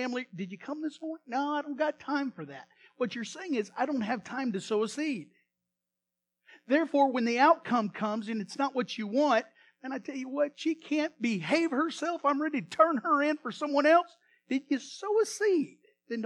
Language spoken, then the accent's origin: English; Iowa, United States; now in Texas, United States; I have a lot of relatives in Illinois, and I grew up in Iowa